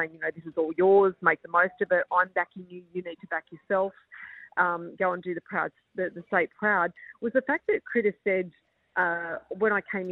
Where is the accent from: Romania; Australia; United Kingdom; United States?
Australia; Sydney, New South Wales; growing up in Sydney